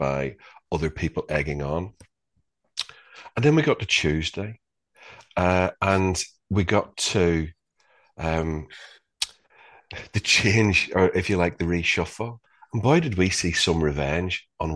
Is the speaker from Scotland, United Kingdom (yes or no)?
no; Northern Ireland, United Kingdom; growing up in Northern Ireland in the 70s and the 80s